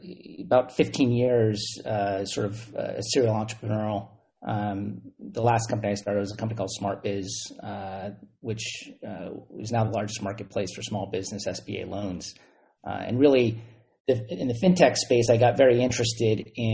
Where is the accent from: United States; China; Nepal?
United States; Silicon Valley, California; growing up in Silicon Valley